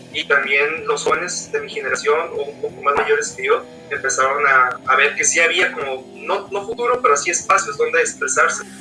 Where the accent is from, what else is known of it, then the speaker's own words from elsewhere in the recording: Tijuana, Baja California, Mexico; soy músico vocal de aquí de Tijuana, también soy ingeniero egresado del Instituto Tecnológico de Tijuana.